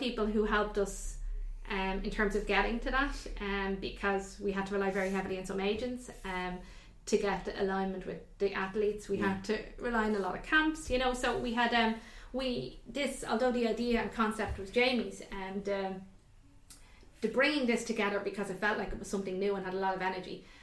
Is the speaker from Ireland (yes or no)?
yes; Ireland; we're Irish